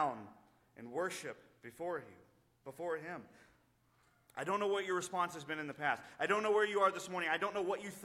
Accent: United States; our freedom as American because we believe in Christ

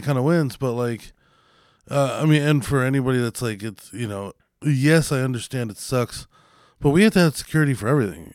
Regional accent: United States; I'm still an American

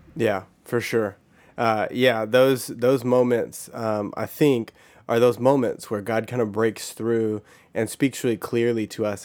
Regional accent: Texas, United States; I grew up in Texas

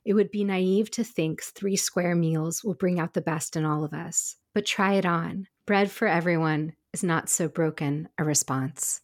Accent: Pacific Northwest, United States; moved away as an adult; also born or lived in California; growing up in the Pacific Northwest, living in California, and then also moving back to the Pacific Northwest

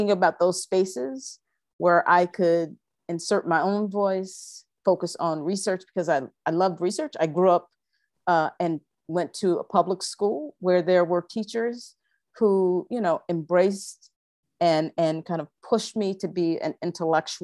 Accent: Toledo, Ohio, United States; I am from Toledo, Ohio.

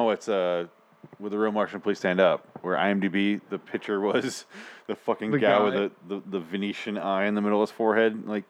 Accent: Scotland, United Kingdom; I am Scottish.

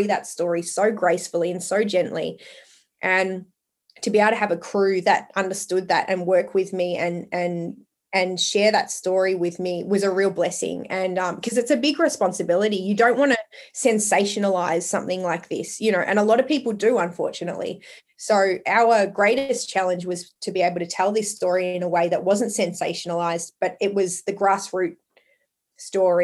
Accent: Longford, Victoria, Australia; also born or lived in Port Albert, Victoria; So my family originally moved to Port Albert, and then I grew up in Longford. I was a Longford girl

